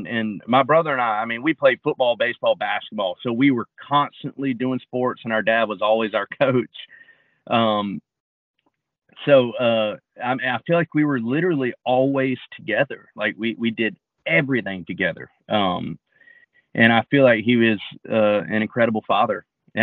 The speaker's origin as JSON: {"language": "English", "region": "North Carolina", "country": "United States", "said": "I was from North Carolina"}